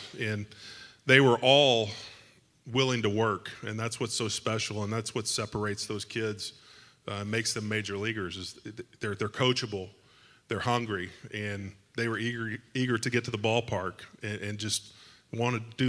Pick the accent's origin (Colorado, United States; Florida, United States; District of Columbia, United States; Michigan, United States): Florida, United States; We're from Florida, by the way